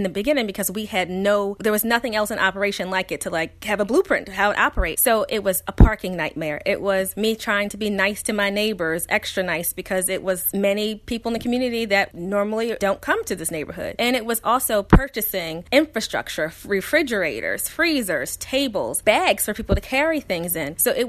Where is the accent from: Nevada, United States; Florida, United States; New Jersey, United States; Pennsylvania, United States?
Pennsylvania, United States; Philadelphia; So yes, growing up in Philadelphia public schools, I was around children that did not have even what I had growing up.